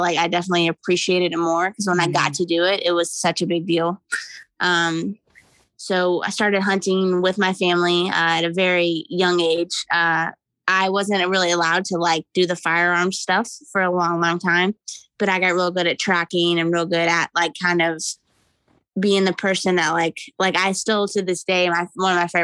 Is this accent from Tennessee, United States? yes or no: no; Louisville, Kentucky, United States; also born or lived in Jeffersonville, Indiana; now in near Cleveland, United States; I'm originally from the Indy-Ucky area, like Louisville, Jeffersonville, like that area. Yeah. And my family growing up were like hound hunters